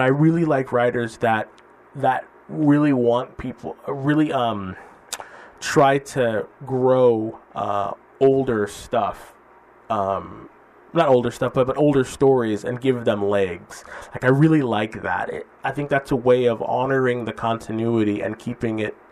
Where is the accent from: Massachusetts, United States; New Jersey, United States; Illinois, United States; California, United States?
California, United States; Fresno; now in San Francisco, United States; I was born and raised in Fresno, California, so I'm familiar with these blisteringly hot summers.